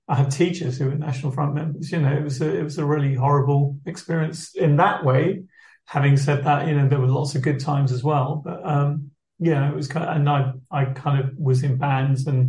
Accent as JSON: {"language": "English", "town": "Rochester", "region": "South East England", "country": "United Kingdom", "tie": "born or raised there", "also_born_or_lived": "Liverpool", "said": "growing up in Rochester"}